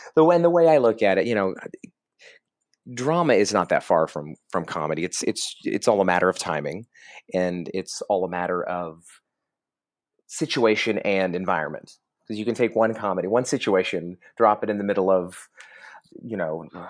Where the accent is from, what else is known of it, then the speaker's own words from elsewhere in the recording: Oklahoma, United States; I'm from Oklahoma